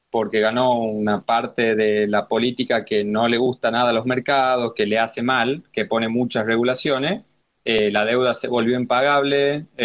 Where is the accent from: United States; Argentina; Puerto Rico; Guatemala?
Argentina; soy de Argentina